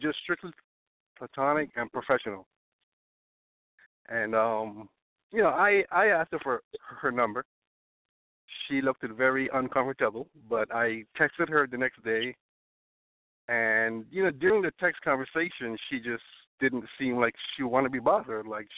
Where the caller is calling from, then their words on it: Florida, United States; Oh, well, I'm calling from Florida. I'm 35.